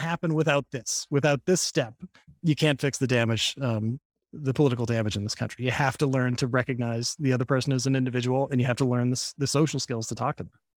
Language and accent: English; Boston, Massachusetts, United States; now in New York, United States; I grew up in Boston.